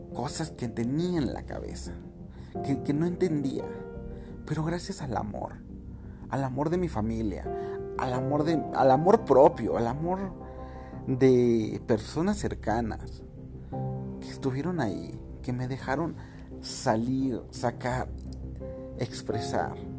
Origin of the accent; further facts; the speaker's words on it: Mexico; nosotros como mexicanos